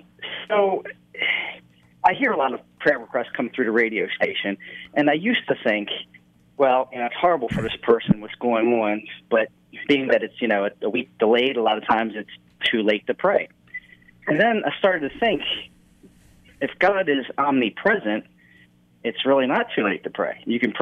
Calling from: Baltimore, Maryland, United States; Oh, yeah, actually, I'm not from Denver. I'm from Baltimore, Maryland.

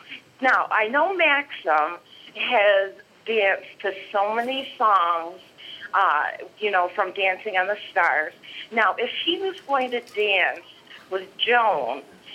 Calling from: Detroit, Michigan, United States; Yeah, Andy, this is …, and I'm from Detroit.

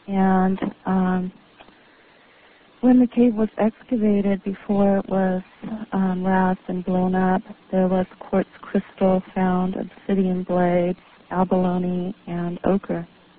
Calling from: Whittier, California, United States; from Whittier.

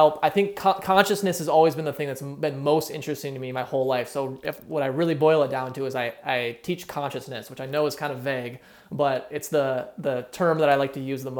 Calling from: California, United States; I am in East Bay, California right now. So just about like 15 miles east of San Francisco.

